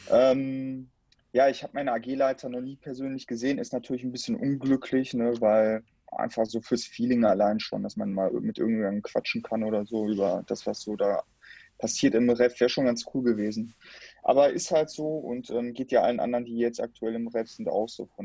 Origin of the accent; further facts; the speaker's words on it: Dortmund, North Rhine-Westphalia, Germany; ich bin ja Dortmunder und du ja auch Teil Dortmunder